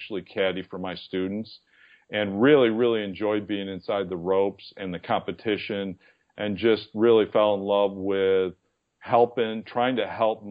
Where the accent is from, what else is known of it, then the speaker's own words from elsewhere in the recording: East Aurora, New York, United States; moved away; my hometown, which was East Aurora, New York